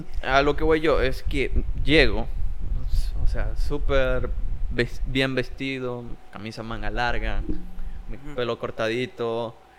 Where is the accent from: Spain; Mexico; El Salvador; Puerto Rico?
El Salvador; Jiquilisco, Usulután; also born or lived in San Salvador; yo me fui de acá de Jiquilisco a San Salvador